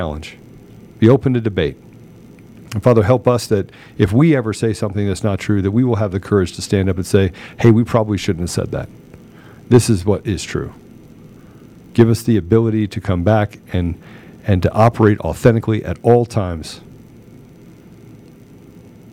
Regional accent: United States; I'm an American

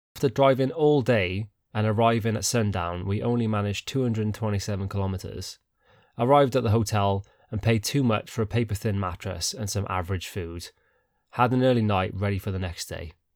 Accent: United Kingdom; we're so British

